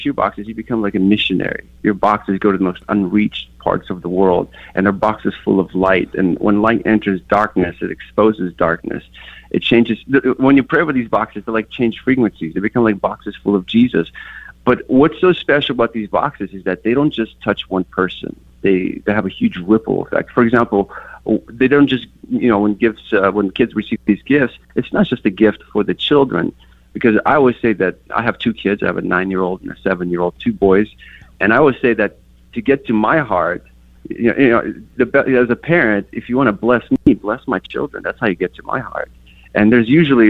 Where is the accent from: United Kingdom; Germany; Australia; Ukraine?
Ukraine; Kyiv; moved away; I grew up in Kiev, and in our neighborhood, we only had one soccer ball